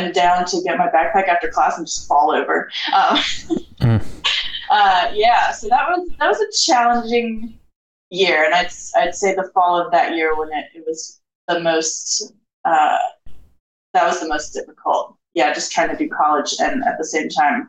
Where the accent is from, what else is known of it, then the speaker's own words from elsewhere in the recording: Charlottesville, Virginia, United States; moved away as an adult; now in Portland, United States; I'm originally from Charlottesville, Virginia.